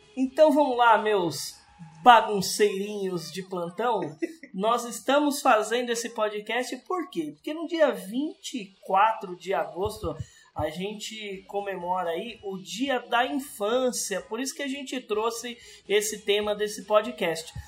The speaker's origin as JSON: {"language": "Portuguese", "region": "interior of São Paulo", "country": "Brazil", "also_born_or_lived": "Sumaré", "said": "a gente é do interior de São Paulo."}